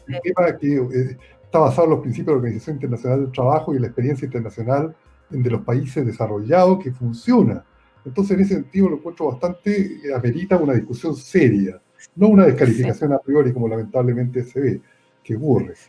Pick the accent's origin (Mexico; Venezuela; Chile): Chile; Santiago, Santiago Metropolitan Region; yo soy de Santiago